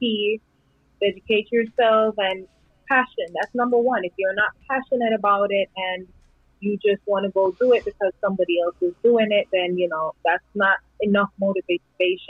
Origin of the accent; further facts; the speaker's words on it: Jamaica; moved away as an adult; now in United States; I was happy as a little island girl growing up